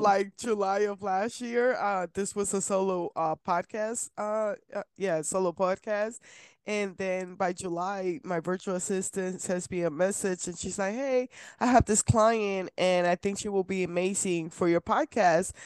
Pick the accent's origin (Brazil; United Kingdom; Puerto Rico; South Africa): Puerto Rico; I'm from Puerto Rico